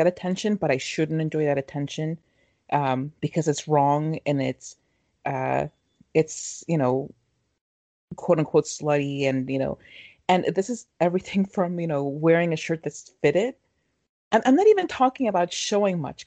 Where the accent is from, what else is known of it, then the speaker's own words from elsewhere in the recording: Mexico; moved away; growing up in Mexico